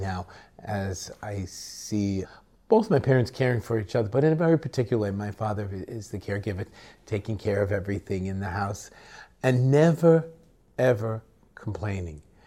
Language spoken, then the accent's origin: English; United States; we, as American citizens